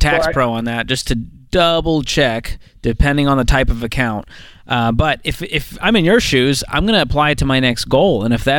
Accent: Boston, Massachusetts, United States; I'm from Boston, dude.

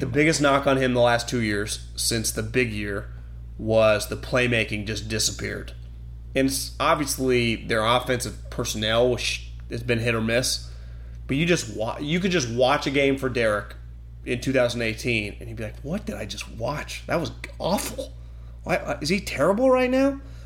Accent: Davis, California, United States; we had this growing up in Davis

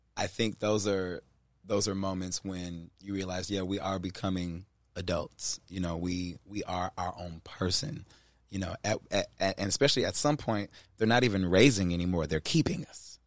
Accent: Cleveland, Ohio, United States; I grew up in Cleveland

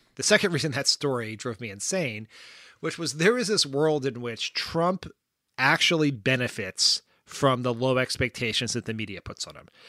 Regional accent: Wilmington, Delaware, United States; moved away as an adult; also born or lived in Washington; like Joe Biden, I am from Delaware. Delaware's a small place. I have seen Joe Biden, known Joe Biden, been around Joe Biden

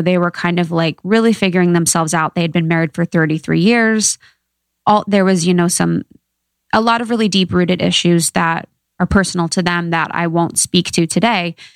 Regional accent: Ohio, United States; I'm from Ohio, small town gal

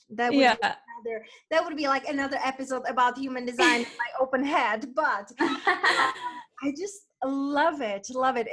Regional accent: Moravia, Czechia; moved away; I'm from Moravia, from Czech Republic, and their wineries everywhere

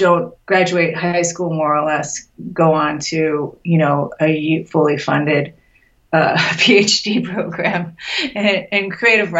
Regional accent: Los Angeles, California, United States; I grew up in Los Angeles too

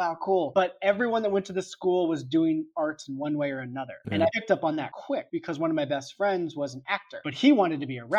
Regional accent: San Diego, California, United States; moved away as an adult; I was from San Diego

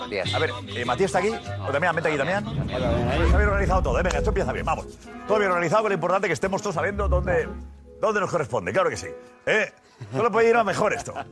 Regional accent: Catalonia, Spain; Así somos los catalanes.

